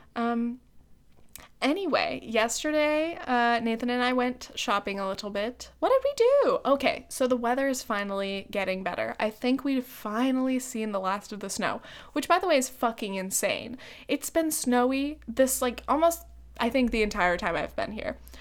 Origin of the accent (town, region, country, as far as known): Laguna Beach, California, United States; moved away; also born or lived in New York